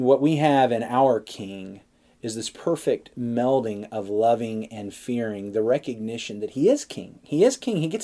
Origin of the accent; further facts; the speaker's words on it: United States; I'm an American